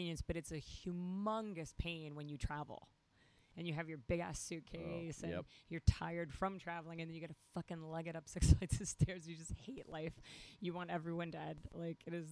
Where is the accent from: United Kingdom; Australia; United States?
United States; New York; as a New Yorker